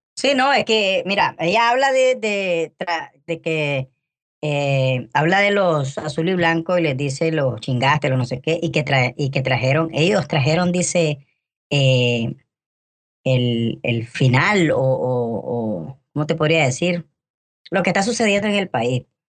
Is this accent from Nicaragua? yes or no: yes; Nicaragua; los nicaragüenses así somos, locos los nicaragüenses somos